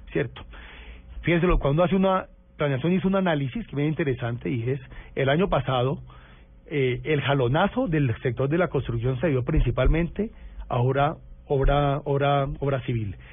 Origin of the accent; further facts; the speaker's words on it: Cali, Valle del Cauca, Colombia; quiero mucho mi tierra